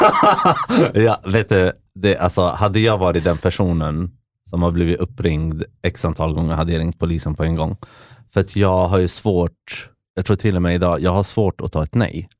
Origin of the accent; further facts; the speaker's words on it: Västerås, Västmanland, Sweden; moved away as an adult; now in Lisbon, Portugal; jag växte upp i Västerås